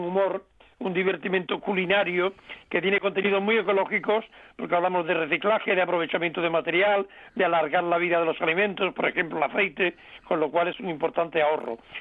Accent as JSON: {"language": "Spanish", "area": "Cádiz province", "region": "Andalusia", "country": "Spain", "said": "un eh, querido pueblo gaditano de mi tierra, que se llama Jimena de la Frontera"}